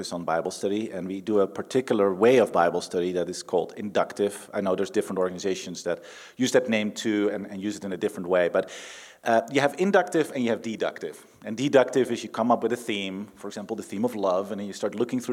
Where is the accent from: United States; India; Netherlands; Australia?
Netherlands; moved away; I'm from the Netherlands